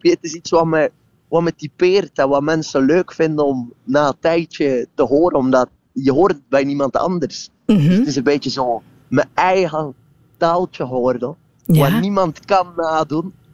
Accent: Flanders, Belgium; om het makkelijk uit te leggen, kijk, ik kom uit West-Vlaanderen.

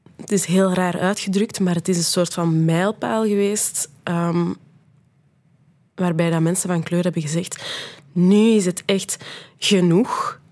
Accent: Brussels, Brussels-Capital Region, Belgium; ik ben een Brusselaar, ik ben tweetalig opgevoed, ik spreek Nederlands, ik spreek Frans

